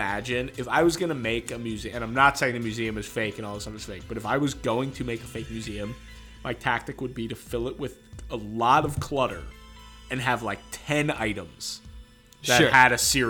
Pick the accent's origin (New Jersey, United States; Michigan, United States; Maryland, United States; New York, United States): New York, United States; Long Island; That is I'm from Long Island